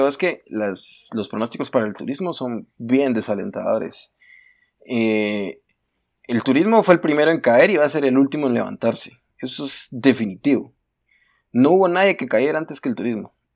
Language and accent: Spanish; Guatemala; En Guatemala Guate no estamos acostumbrados a planificar